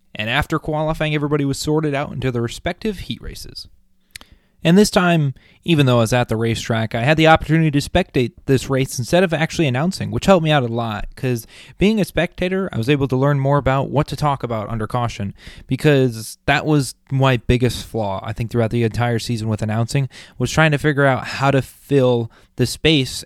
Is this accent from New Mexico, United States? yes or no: no; Connecticut, United States; moved away; I'm from originally from Connecticut, so I, I mean there was woods, but not enough for hunting